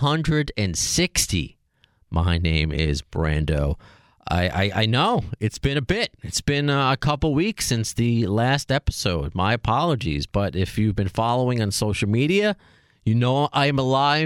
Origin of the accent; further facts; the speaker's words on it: Long Island, New York, United States; But I still remember in high school, because I'm from Long Island, walking to Roosevelt Field Mall